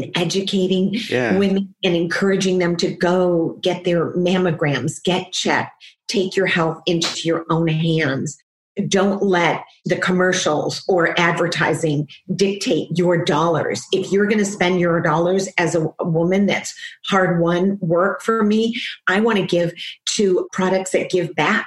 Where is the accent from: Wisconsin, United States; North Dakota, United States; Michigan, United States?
Michigan, United States; Detroit; a little girl growing up in Detroit